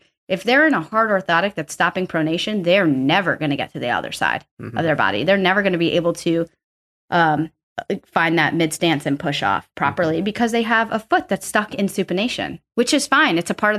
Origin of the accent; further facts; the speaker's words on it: East Coast, United States; I'm from the East Coast. I call them sneakers.